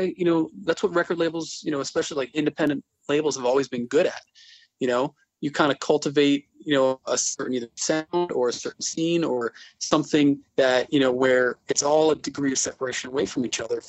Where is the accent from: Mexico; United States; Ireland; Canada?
United States; Glastonbury, Connecticut; I went to high school and grew up in Glastonbury, Connecticut, which is central Connecticut. It's near Hartford.